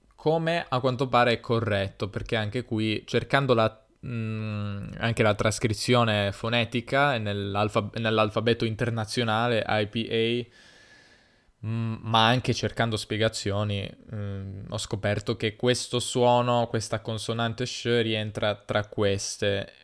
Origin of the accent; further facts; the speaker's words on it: Piedmont, Italy; accent: Piedmontese; io però dico zio perché in Piemonte si dice zio, tutti dicono